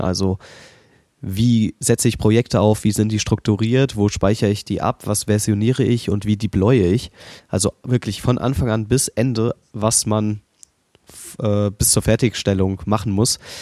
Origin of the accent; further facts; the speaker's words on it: Berlin, Germany; ich bin Berliner